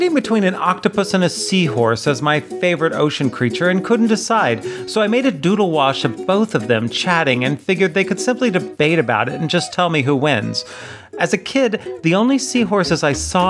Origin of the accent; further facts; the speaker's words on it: United States; Growing up in America